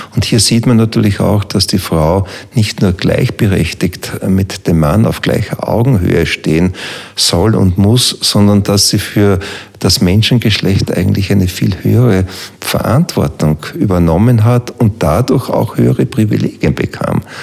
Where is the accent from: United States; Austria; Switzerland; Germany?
Austria; Hainburg an der Donau, Lower Austria; born or raised there